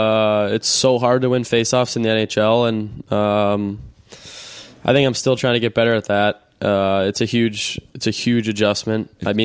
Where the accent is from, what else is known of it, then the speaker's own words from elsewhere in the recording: Boston, Massachusetts, United States; For me, it was all about coming home, and I grew up in Boston